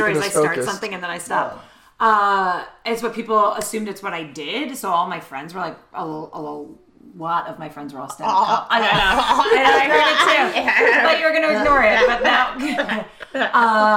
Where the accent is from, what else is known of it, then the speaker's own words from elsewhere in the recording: New York City, New York, United States; accent: New York; now in Los Angeles, United States; I'm from Brooklyn, New York